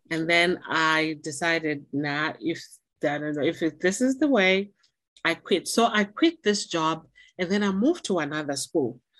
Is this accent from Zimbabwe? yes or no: yes; Zimbabwe; moved away as an adult; also born or lived in Guangzhou, China / Beijing, China; now in China; from Zimbabwe, I'm from Africa.